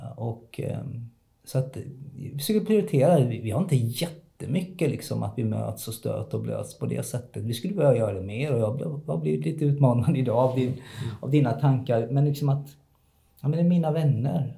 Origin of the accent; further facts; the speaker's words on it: Kalmar, Kalmar County, Sweden; now in Hässleholm, Sweden; Jag är född i Kalmar, uppvuxen i Kalmar.